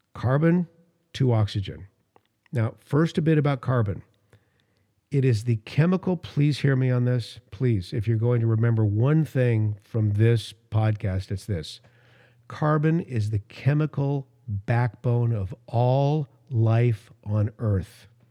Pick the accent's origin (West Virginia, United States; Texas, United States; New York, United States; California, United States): California, United States; Los Angeles; growing up in Los Angeles, the air was so bad when I was a little kid.